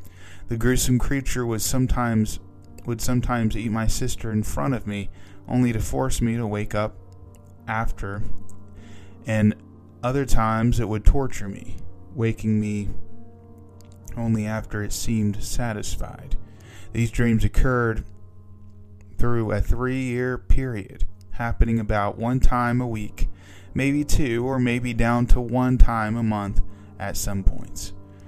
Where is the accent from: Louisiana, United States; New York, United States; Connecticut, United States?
New York, United States; This was a time when I was growing up in New York. We actually had a summer house in Cape Cod and spent every other weekend there if we could.